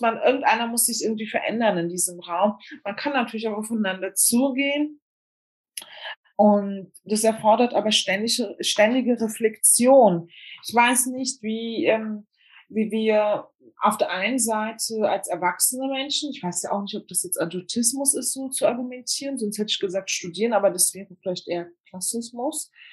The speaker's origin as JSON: {"language": "German", "region": "Berlin", "country": "Germany", "tie": "born or raised there", "said": "ich bin in Deutschland zur Schule gegangen, auch in Berlin"}